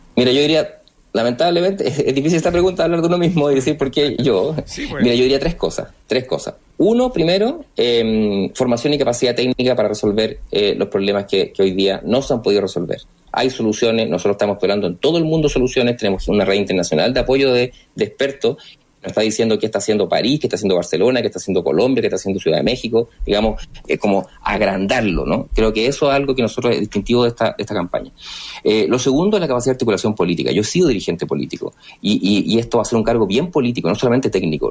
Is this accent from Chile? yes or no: yes; Rancagua, O'Higgins, Chile; moved away as an adult; also born or lived in Concepción, Chile; now in Santiago, Chile; yo de origen soy de Rancagua